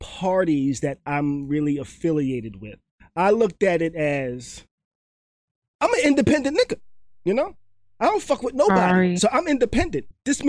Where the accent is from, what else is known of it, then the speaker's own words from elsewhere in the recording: New York, United States; moved away; They all know immediately I'm from New York out here